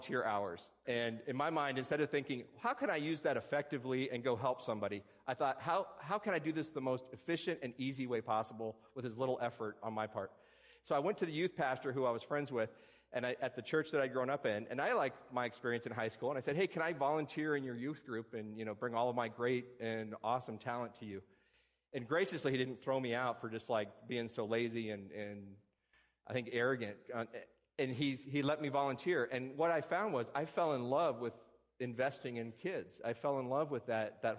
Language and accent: English; Tucson, Arizona, United States; moved away as an adult; also born or lived in West Virginia; now in Alaska, United States; I can claim West Virginia as my home state, but I grew up in Tucson, Arizona